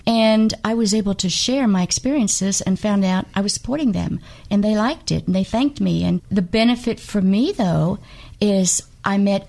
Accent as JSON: {"language": "English", "region": "Kentucky", "country": "United States", "said": "I am from Kentucky"}